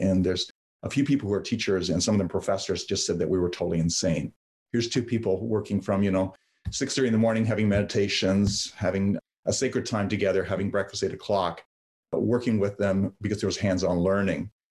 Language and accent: English; London, Ontario, Canada; English is a second language; also born or lived in Yugoslavia; I grew up in London, Ontario